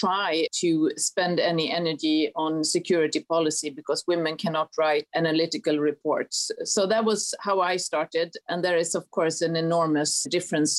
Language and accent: English; western Sweden, Sweden; moved away as an adult; now in New York, United States; I grew up in a mid-sized city in the western part of Sweden